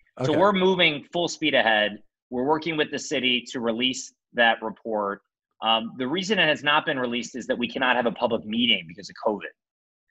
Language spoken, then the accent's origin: English; Cleveland, Ohio, United States; moved away; also born or lived in Stanford; I was an Indians fan because I grew up in Cleveland